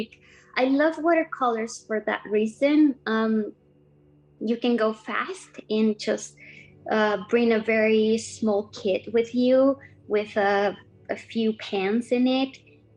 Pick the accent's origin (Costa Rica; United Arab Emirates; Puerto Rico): Costa Rica; now in Vancouver, Canada; I grew up in Costa Rica in a small town surrounded by lots of green, coffee plantations and lush gardens